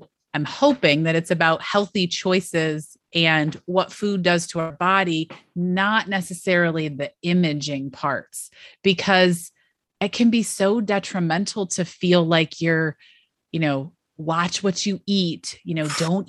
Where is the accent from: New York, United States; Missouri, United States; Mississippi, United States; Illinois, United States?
New York, United States; Western; I grew up in Western New York